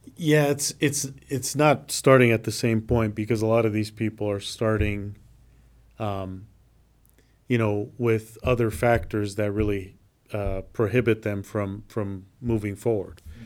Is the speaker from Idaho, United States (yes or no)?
yes; Nampa, Idaho, United States; I grew up in South Nampa